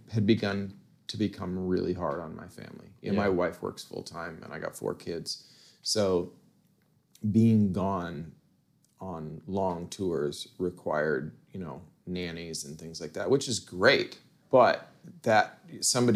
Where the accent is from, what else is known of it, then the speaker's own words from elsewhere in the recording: Tucson, Arizona, United States; now in Kansas City, United States; I grew up in Tucson